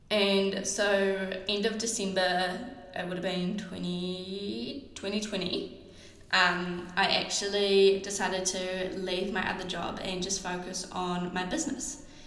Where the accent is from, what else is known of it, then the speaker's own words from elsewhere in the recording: New Zealand; I'm a Kiwi.